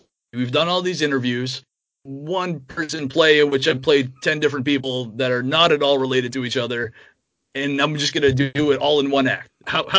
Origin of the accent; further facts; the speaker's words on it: Manchester, New Hampshire, United States; that's growing up in Manchester, so I'm not in Vermont.